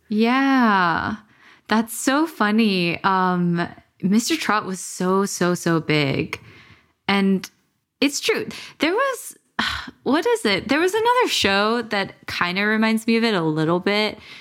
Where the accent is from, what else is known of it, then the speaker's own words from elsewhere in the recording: Los Angeles, California, United States; growing up in America